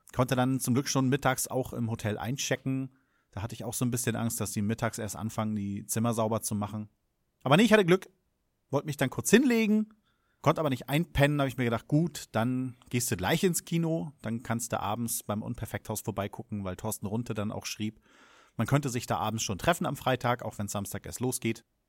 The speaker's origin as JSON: {"language": "German", "country": "Germany", "said": "als Deutscher"}